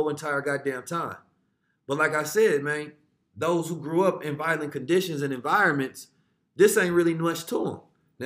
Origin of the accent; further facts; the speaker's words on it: Oakland, California, United States; also born or lived in St. Louis, Missouri; I was born in the show me state. I was raised in California, the Golden State